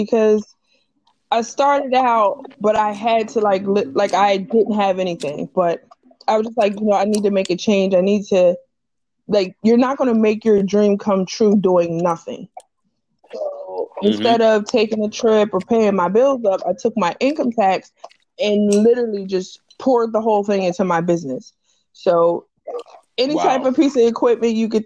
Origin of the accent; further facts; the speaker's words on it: Camden, New Jersey, United States; when I was growing up, I was in a very weird space because I'm from Camden